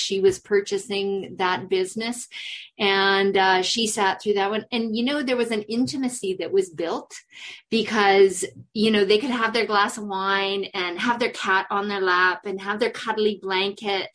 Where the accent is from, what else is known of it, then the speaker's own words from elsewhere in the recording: Prince George, British Columbia, Canada; moved away as an adult; also born or lived in South Africa; when I came back to Canada, I had to come back to my hometown and and and be amongst my family